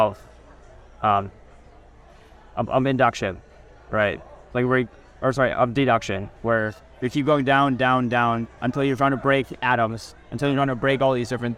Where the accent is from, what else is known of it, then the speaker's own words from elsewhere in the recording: Kansas City, United States; growing up in Kansas City, being around Indians, being around Americans